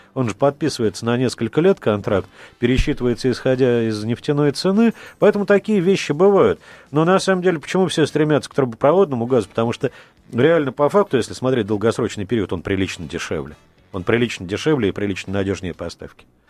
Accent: Crimea, Ukraine; я дочка, дочь офицера, я крымчанка

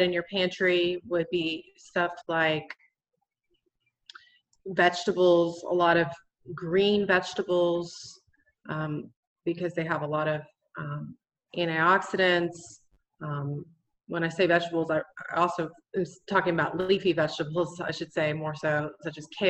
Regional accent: Florida, United States; moved away as an adult; now in North Carolina, United States; I'm originally from Florida. I moved up here to the mountains in North Carolina a few years ago

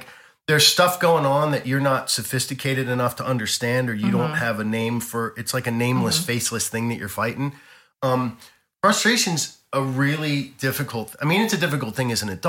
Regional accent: Baltimore, Maryland, United States; moved away; also born or lived in Las Vegas; being from Baltimore

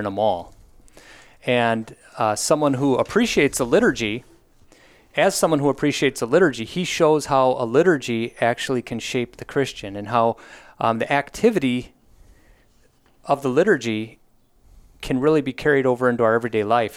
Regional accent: Wisconsin, United States; born and raised in Wisconsin, went through the whole Wells, Wisconsin Synod system.

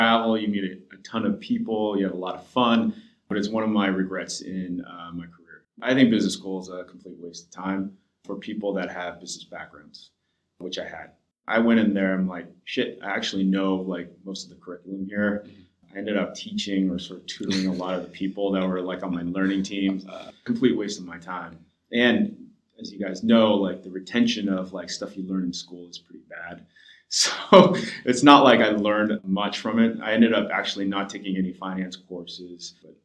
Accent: Los Angeles, California, United States; I grew up

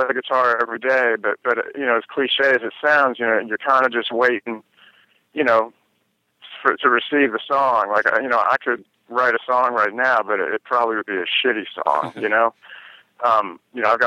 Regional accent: New York, United States; when I grew up in New York, in New York State

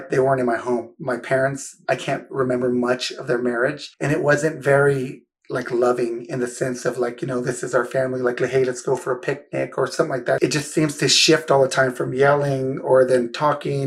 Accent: San Jose, California, United States; I'm from the heart of Silicon Valley, San Jose, right? Eastside San Jose, it's different

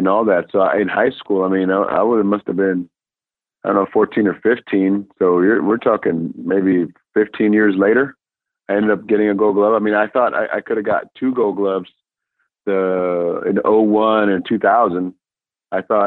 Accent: Puerto Rico; English is a second language; now in United States; we come from Puerto Rico, and a small town in Puerto Rico. English was my second language. And I ended up coming here in the States

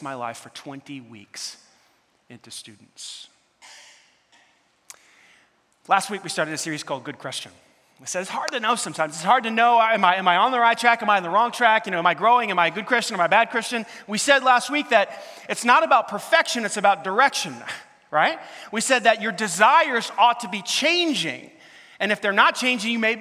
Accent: New York City, New York, United States; moved away; growing up in New York City, there's a lot of lights around the clock

